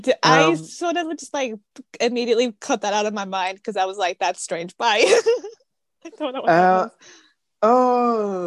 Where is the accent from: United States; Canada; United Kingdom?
United Kingdom; I'm British.